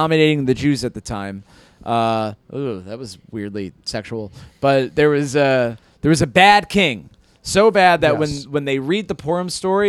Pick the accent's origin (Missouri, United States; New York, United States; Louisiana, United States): New York, United States; Hudson Valley; So I'm from the Hudson Valley.